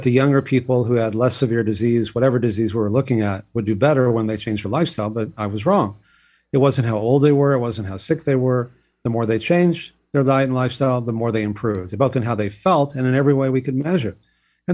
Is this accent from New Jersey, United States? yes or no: no; Texas, United States; I grew up in Texas